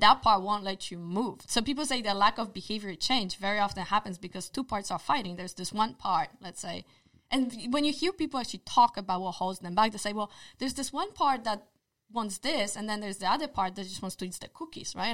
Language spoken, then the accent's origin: English; Poland; English is a second language; moved away; I was born in Poland, therefore my accent